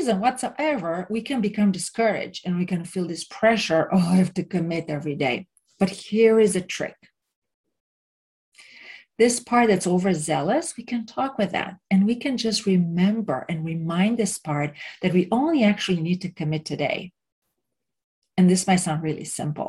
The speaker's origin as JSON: {"language": "English", "country": "Romania", "tie": "born or raised there", "moved": "yes", "said": "where I grew up in Romania"}